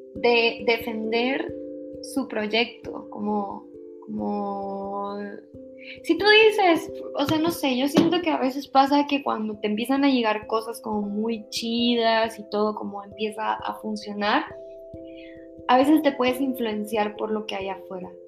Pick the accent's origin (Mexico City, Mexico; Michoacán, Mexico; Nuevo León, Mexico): Nuevo León, Mexico; Monterrey; de donde yo soy, de Monterrey, Aquí realmente tampoco hay una gran industria